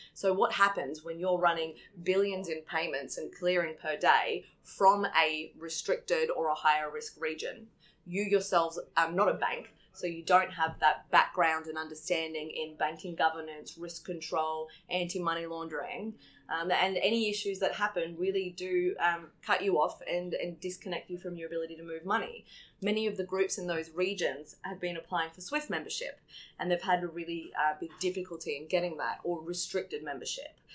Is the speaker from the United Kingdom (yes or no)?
no; Australia; as an Australian